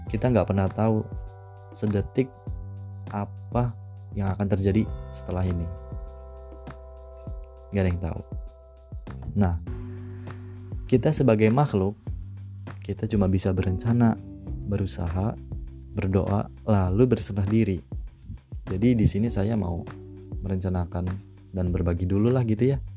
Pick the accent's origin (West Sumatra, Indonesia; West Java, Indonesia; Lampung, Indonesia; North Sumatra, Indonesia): Lampung, Indonesia; Bandar Lampung; Asal saya dari kota Bandar Lampung dan umur saya 18 tahun.